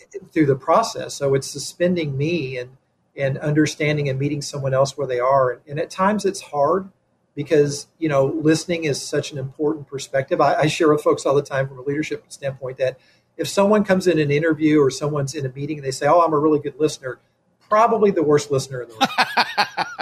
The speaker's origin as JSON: {"language": "English", "region": "Kentucky", "country": "United States", "moved": "yes", "lives_now": "Elgin, United States", "said": "I'm originally from Kentucky."}